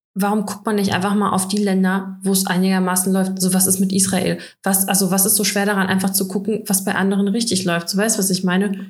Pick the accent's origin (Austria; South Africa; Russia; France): Russia; now in Germany; bei uns in Russland